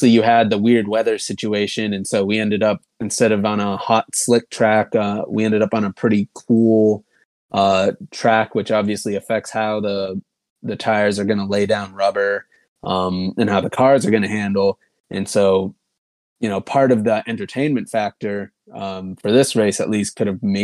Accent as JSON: {"language": "English", "region": "Massachusetts", "country": "United States", "said": "I'm from Massachusetts"}